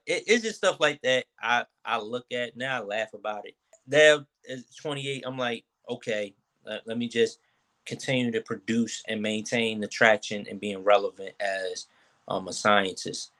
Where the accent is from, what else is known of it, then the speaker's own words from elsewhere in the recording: Philadelphia, Pennsylvania, United States; from North Philly